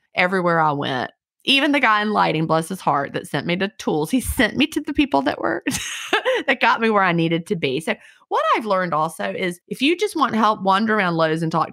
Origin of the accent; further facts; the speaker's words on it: Virginia, United States; also born or lived in Villa Rica, Georgia / Carrollton, Georgia; now in Georgia, United States; I grew up in Virginia.